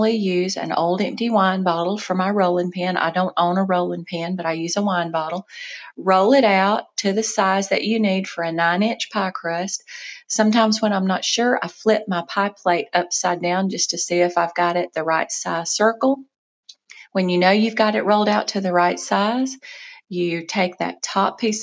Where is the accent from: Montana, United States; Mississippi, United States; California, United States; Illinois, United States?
Mississippi, United States; South; moved away as an adult; also born or lived in North Georgia; now in Georgia, United States; where I grew up in South Mississippi